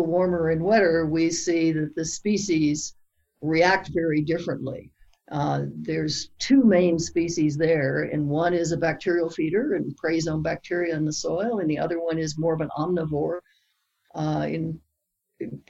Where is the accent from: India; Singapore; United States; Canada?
United States; Lexington, Kentucky; I grew up in Lexington, Kentucky